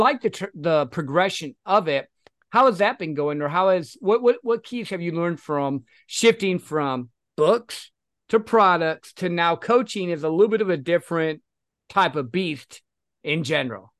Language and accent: English; Michigan, United States; now in Texas, United States; I'm originally from Michigan, though. So, like, I'm used to the snow.